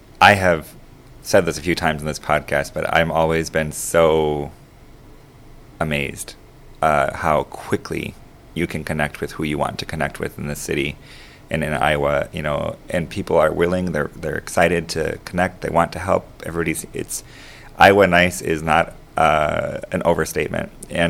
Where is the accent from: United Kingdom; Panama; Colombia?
Panama; moved away as an adult; I grew up, like I said earlier, I grew up in Panama from the age of 7. So I lived there for 25 years. And, you know, I'm a U.S. citizen with a very big heart for Panama